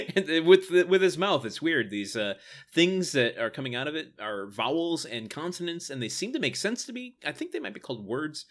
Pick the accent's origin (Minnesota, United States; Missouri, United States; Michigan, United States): Michigan, United States; Detroit area; born or raised there